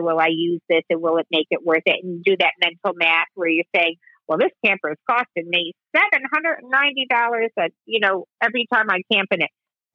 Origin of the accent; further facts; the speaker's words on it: Chicago, Illinois, United States; now in New Jersey, United States; I grew up in Chicago